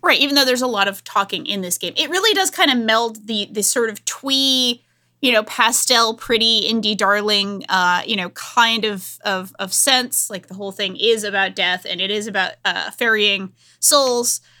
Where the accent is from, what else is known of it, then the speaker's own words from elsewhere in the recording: Rhode Island, United States; a woman from Rhode Island